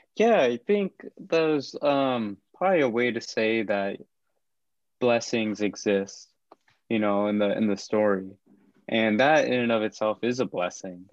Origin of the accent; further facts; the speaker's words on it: Kansas, United States; I'm from Kansas, I'm from the Midwest